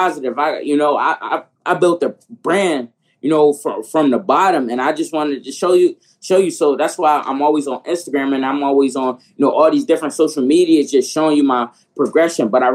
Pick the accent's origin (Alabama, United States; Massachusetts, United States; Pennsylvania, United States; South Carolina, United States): Pennsylvania, United States; Philadelphia; I'm from Philadelphia